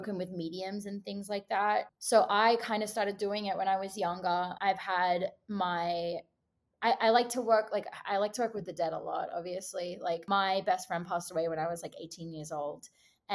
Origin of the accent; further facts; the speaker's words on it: Australia; moved away as an adult; now in Los Angeles, United States; I'm Australian.